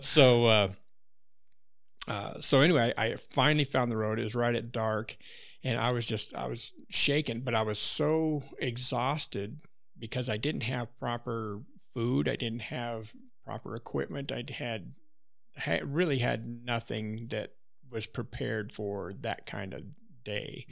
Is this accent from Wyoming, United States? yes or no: yes; Wyoming, United States; moved away; I grew up in Wyoming, so I had really no reason to go out of state